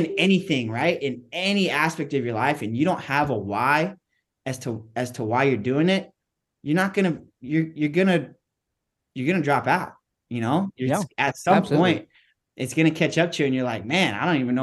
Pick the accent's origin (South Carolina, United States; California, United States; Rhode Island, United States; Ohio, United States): California, United States; San Diego; I grew up in East County. So kind of away from all the beaches, grew up in a little community called Spring Valley